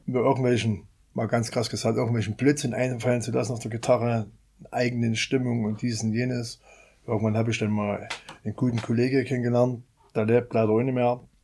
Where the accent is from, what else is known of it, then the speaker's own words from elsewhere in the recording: Meerane, Saxony, Germany; ich komme aus Merane, bin 50 Jahre alt